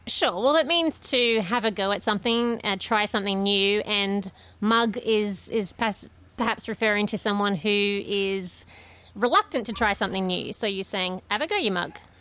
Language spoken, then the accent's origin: English; Queensland, Australia; also born or lived in New South Wales; I've lived most of my life in Queensland and some of it in New South Wales.